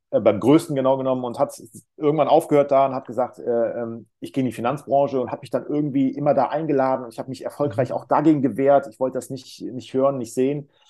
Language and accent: German; North Rhine-Westphalia, Germany; Ich komme aus der Nähe von Köln